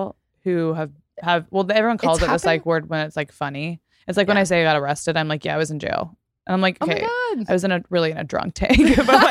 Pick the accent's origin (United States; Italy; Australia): United States; Texas; so in Texas, and where I grew up in Texas, I went to a small private school